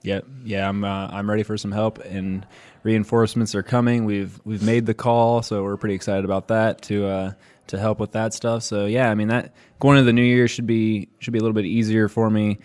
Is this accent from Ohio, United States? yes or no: yes; Columbus, Ohio, United States; moved away as an adult; I came from Columbus, Ohio, which is like a fast-growing major city, trying to be a major city, fourteenth largest in the country